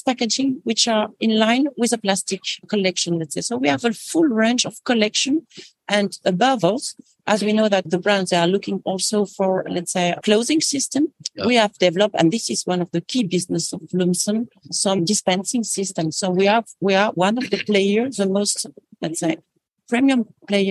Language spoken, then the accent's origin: English; France; I'm French.